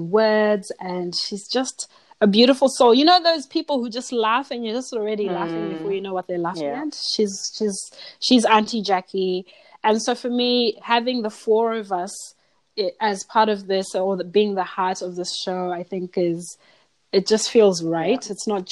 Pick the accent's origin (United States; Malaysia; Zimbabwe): Zimbabwe; moved away as an adult; now in Australia; I'm from Zimbabwe